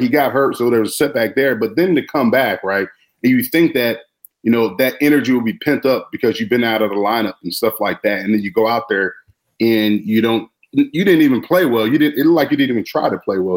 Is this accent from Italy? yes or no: no; Florida, United States; now in Chicago, United States; I'm from Florida